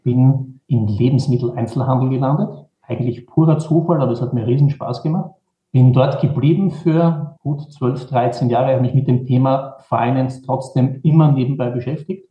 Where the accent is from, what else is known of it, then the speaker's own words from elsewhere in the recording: Vienna, Austria; Ich bin geboren in Wien, habe in Wien an der Wirtschaftsuniversität studiert